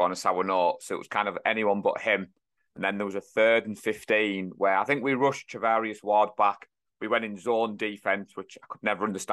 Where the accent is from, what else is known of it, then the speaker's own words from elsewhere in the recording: North East, North East England, United Kingdom; we're from the North East